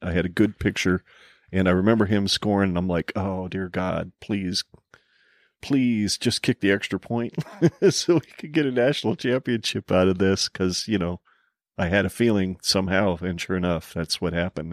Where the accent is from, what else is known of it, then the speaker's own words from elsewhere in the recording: Arizona, United States; now in Nebraska, United States; I was born and raised myself in Arizona